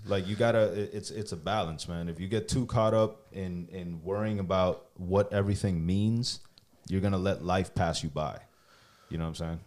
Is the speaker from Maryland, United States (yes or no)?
no; Miami, Florida, United States; being from Miami